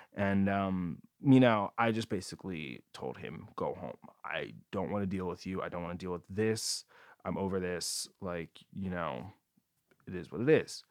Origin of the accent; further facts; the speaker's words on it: New Jersey, United States; now in San Diego, United States; I'm from New Jersey